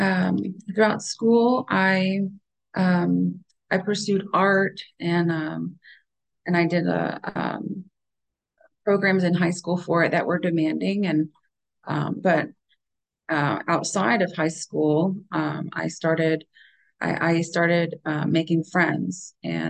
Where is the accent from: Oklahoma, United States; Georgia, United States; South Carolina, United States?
Oklahoma, United States; born there; We moved around a lot when I was young. I was born in Oklahoma